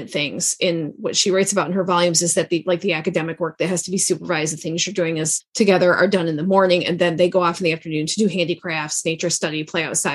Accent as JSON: {"language": "English", "region": "Midwest", "country": "United States", "also_born_or_lived": "the South (US)", "moved": "as an adult", "said": "we moved from the South back home to the Midwest"}